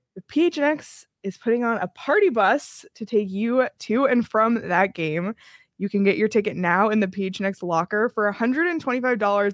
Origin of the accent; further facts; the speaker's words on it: Toronto, Ontario, Canada; I'm from Toronto